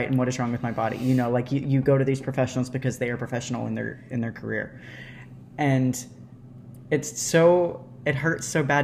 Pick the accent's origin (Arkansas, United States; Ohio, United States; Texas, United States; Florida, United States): Arkansas, United States; I'm from Arkansas.